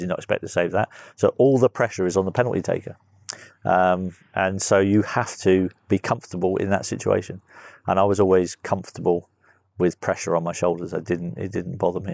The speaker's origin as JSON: {"language": "English", "country": "Guernsey", "tie": "born or raised there", "moved": "yes", "said": "I was just a little kid growing up in Guernsey"}